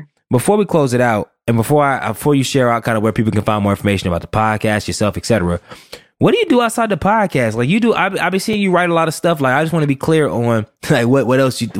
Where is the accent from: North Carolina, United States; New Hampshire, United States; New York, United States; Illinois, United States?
North Carolina, United States; Durham; also born or lived in Chesapeake, Virginia; I'm from Durham